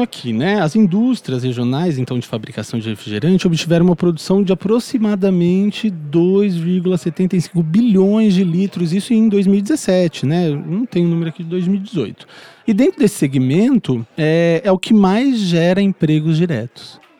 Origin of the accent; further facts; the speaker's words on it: Quatá, São Paulo, Brazil; Quando eu era criança lá em Quatá, pequeno, bem pequeno